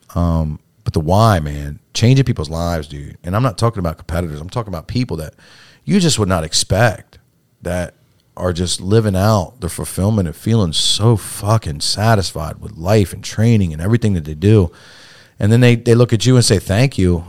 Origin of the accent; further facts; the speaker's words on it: Salisbury, Maryland, United States; born and raised in Salisbury all my life.